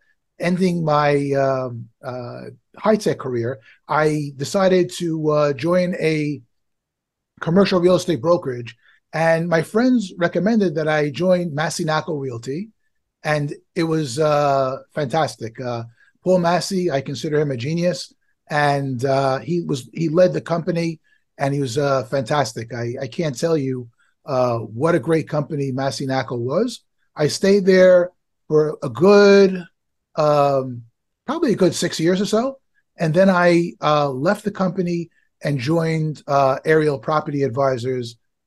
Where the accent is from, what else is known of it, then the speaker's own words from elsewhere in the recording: Israel; moved away as an adult; now in United States; So I came from Israel back in 98, and I was in aviation back in Israel.